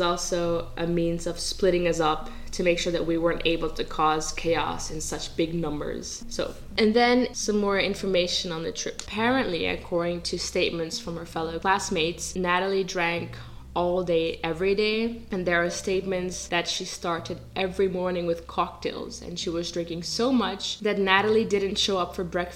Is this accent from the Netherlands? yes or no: yes; Netherlands; I grew up in the Netherlands, I speak Dutch